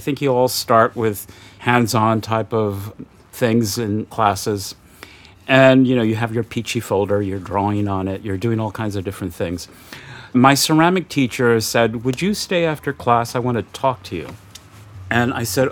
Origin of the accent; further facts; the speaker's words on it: Los Angeles, California, United States; I grew up in Los Angeles.